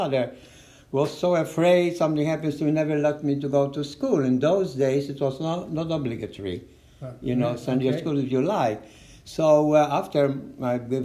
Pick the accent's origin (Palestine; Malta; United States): Malta; moved away as an adult; I was born in Malta